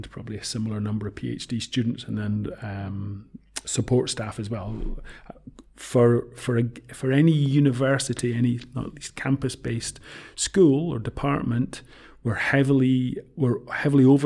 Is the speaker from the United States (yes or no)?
no; Scotland, United Kingdom; also born or lived in Woking, Surrey / Sheffield / Manchester; I'm Scottish by family. I've lived in Scotland all my life